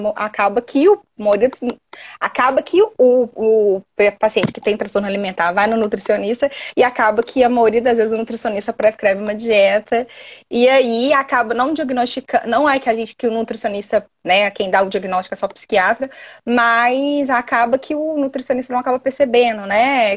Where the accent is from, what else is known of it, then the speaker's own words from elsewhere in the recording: Belo Horizonte, Minas Gerais, Brazil; accent: mineiro; eu sou de Minas, sou aqui de BH